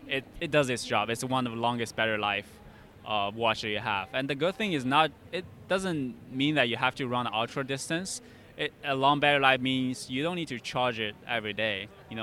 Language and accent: English; China; moved away as an adult; now in United States; It's actually in China, okay. Where my hometown is.